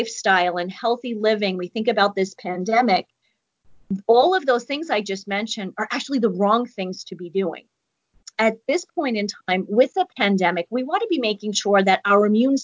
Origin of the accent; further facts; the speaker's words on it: New York, United States; I'm from New York too